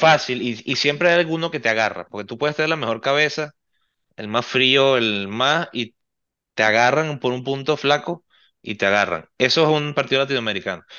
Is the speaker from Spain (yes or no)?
no; Venezuela; como venezolano y como seguidor del fútbol